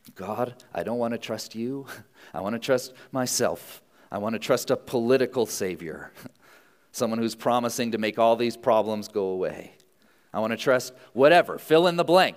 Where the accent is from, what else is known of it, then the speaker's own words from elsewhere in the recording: United States; as American citizens